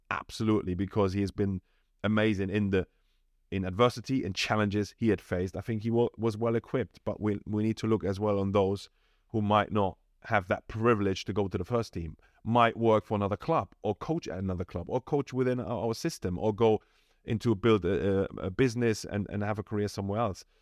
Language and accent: English; Germany; moved away as an adult; now in London, United Kingdom; I come from Germany, really decent background. I was supported throughout my, you know, whole youth